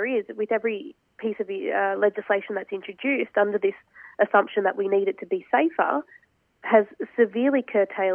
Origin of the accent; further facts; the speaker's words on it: Australia; myself as an Australian Muslim woman